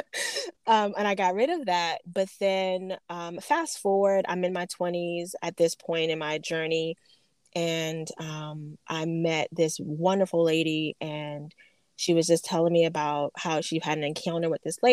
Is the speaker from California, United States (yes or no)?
no; Phoenix, Arizona, United States; moved away; I'm from Phoenix, Arizona.